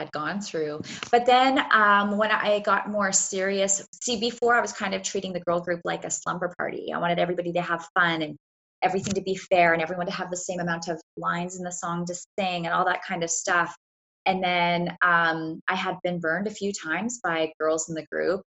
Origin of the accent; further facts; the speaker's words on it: Canada; I'm from Canada